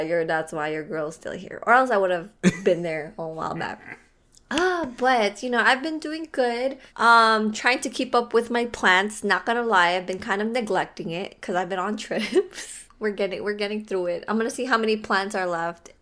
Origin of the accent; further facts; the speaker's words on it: Philippines; I am Filipino